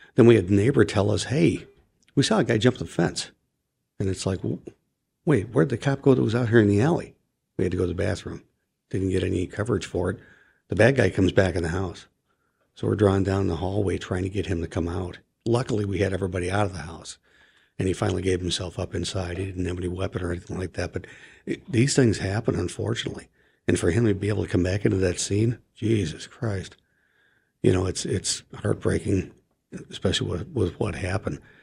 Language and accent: English; Chicago, Illinois, United States; moved away; my hometown of Chicago